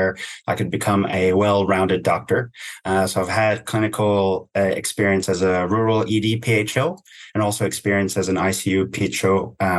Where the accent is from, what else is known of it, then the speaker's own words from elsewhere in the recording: Canada; now in Brisbane, Australia; I'm Canadian originally